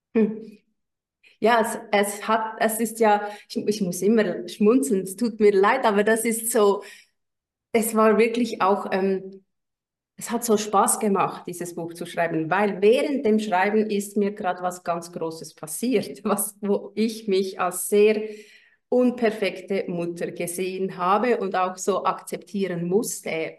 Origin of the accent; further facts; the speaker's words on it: Switzerland; Ich bin aus der Schweiz